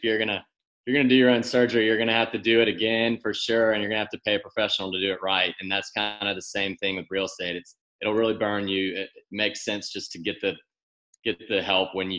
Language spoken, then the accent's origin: English; Mobile, Alabama, United States; moved away as an adult; now in Nashville, United States; I'm originally from Mobile, Alabama